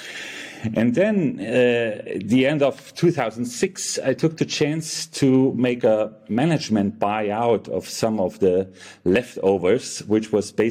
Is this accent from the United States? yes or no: no; Munich, Bavaria, Germany; also born or lived in Frankfurt, Germany; I was born and raised in Germany, in Munich